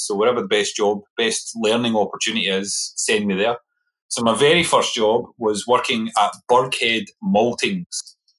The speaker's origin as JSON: {"language": "English", "town": "Coatbridge", "region": "Scotland", "country": "United Kingdom", "tie": "born or raised there", "said": "So I grew up in a little town called Coatbridge. It's about 10 miles outside Glasgow. So close to Glasgow was where I was"}